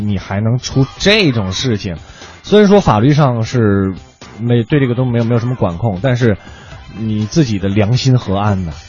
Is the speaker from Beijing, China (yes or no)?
yes; Beijing suburban counties, China; 定居在顺义，长期青椒三弟哦